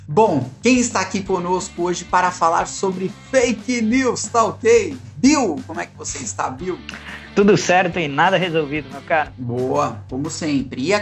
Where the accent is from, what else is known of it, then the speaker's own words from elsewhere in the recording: Brazil; Eu, como um bom brasileiro, tenho muito orgulho.